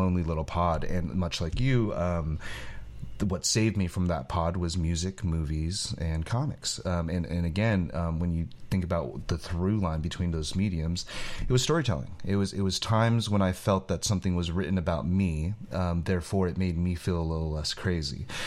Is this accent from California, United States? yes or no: yes; California, United States; I grew up in California